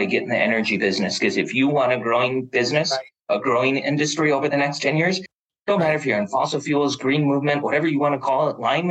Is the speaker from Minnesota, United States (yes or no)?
yes; Duluth, Minnesota, United States; also born or lived in North Dakota; I was born in North Dakota, grew up in Duluth, Minnesota